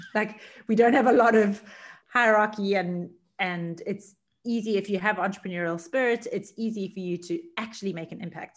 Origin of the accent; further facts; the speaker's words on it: Durban, KwaZulu-Natal, South Africa; moved away; also born or lived in Cape Town; I was born and raised in Durban, which is about a two hour flight away